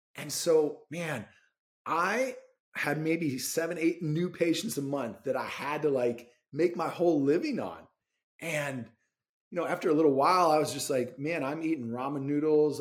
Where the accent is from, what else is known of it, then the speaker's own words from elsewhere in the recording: Rochester, Minnesota, United States; I grew up in Rochester, Minnesota